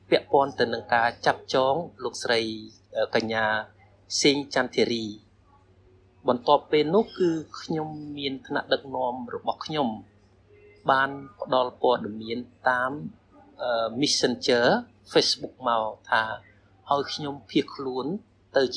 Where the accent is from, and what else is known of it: Cambodia; born or raised there; moved away as an adult; now in Thailand